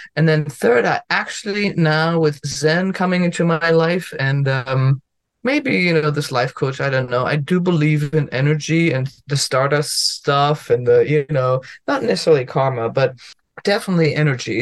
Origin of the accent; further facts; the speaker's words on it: Germany; English is a second language; now in United States; I'm from Germany